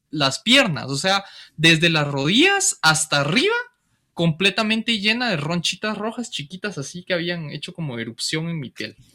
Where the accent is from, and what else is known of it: Guatemala